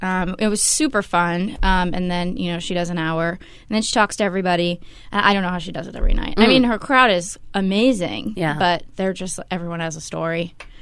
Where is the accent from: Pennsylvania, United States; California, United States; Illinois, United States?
California, United States; Oakland; moved away as an adult; now in Portland, United States; I'm from Oakland.